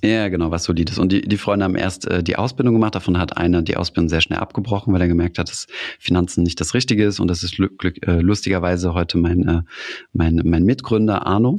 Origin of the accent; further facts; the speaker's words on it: Saarland, Germany; ich komme aus dem Saarland